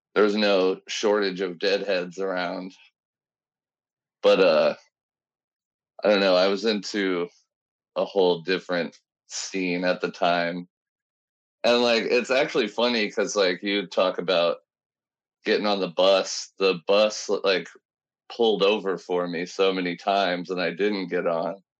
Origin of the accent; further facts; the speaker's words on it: Alton, Illinois, United States; Miles Davis is actually born in my hometown.